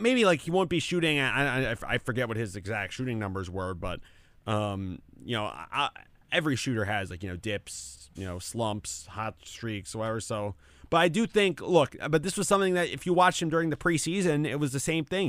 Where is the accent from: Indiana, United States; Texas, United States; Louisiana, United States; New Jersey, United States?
New Jersey, United States; Fairfield; my hometown in Fairfield